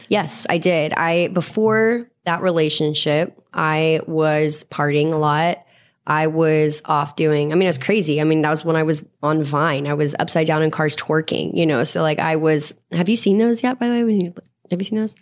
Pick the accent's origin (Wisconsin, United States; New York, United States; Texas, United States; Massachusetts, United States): Texas, United States; I grew up in Texas in the South and like a really rough part